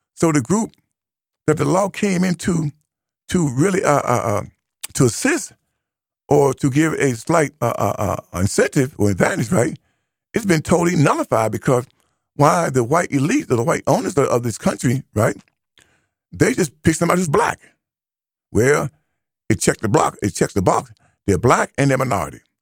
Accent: United States; I am an American

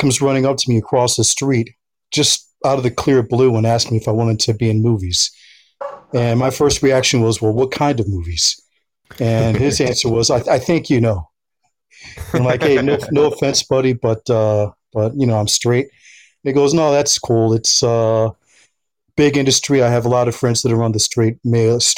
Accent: United States; moved away as an adult; also born or lived in Philadelphia, Pennsylvania; now in Los Angeles, United States; lived in a New York, New Jersey area for most of my entire youth

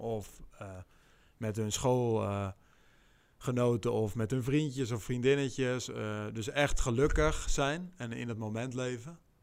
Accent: Netherlands; als Nederlander

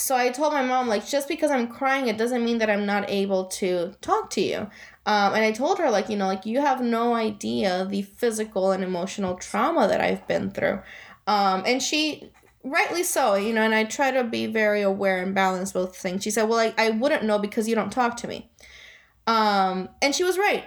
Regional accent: Guaynabo, Puerto Rico; also born or lived in Florida; now in Wethersfield, United States; I was born and raised in Puerto Rico. I'm from Guaynabo originally.

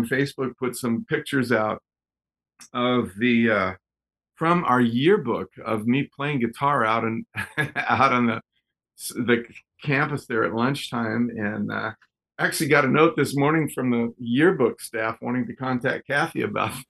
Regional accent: Texas, United States; moved away; also born or lived in Southern California; When I was just a kid, I was born in Texas

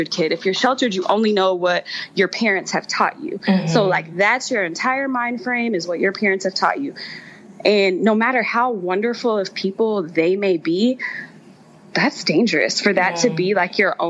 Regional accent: Texas, United States; I'm from Texas

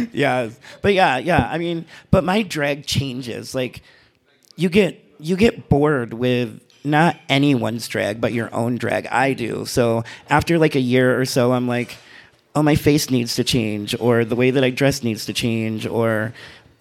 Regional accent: Michigan, United States; now in Reno, United States; I'm from Michigan

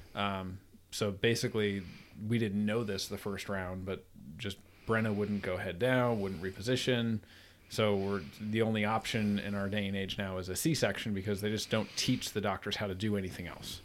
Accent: Troy, New York, United States; now in Virginia, United States; I'm from Troy, New York, near Albany

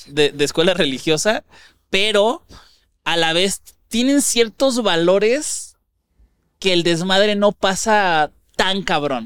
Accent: Ciudad Juárez, Chihuahua, Mexico; born or raised there; now in Mexico City, Mexico

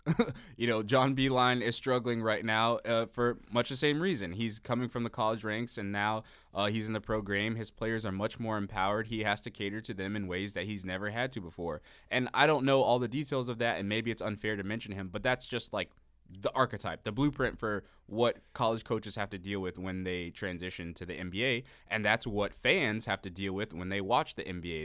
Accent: Miami, Florida, United States; I'm from Miami

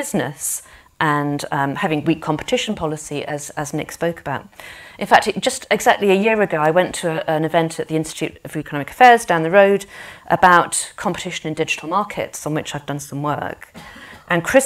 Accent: North West England, United Kingdom; I'm also from the North West

